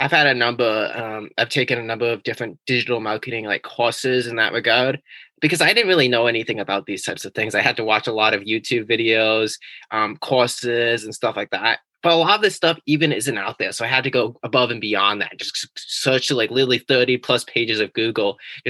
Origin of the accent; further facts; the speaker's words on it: California, United States; now in New England, United States; originally, I was from California